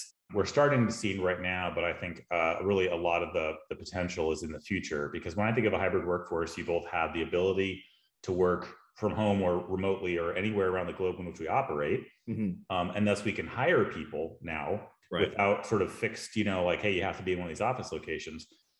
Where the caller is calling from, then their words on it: Austin, Texas, United States; I am in Austin, Texas, at my house, it's a lovely day.